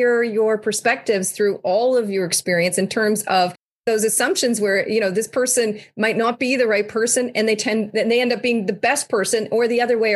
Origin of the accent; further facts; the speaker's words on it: Canada; I'm Canadian born